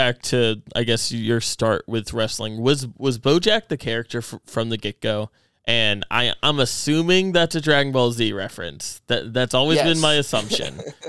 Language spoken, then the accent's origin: English; Louisiana, United States; moved away; I'm from Louisiana, where there might be one indie in 3 months.